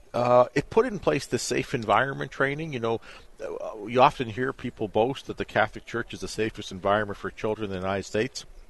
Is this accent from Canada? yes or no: yes; Canada; I'm from Canada